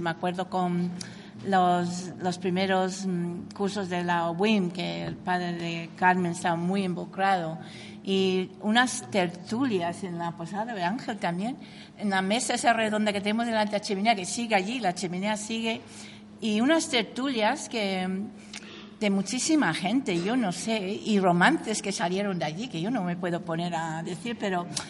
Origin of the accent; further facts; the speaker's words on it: Canada; Spanish is a second language; moved away as an adult; also born or lived in England; now in Cuenca, Spain; Yo nací en Inglaterra, mi familia es inglesa, soy, mis padres emigraron a Canadá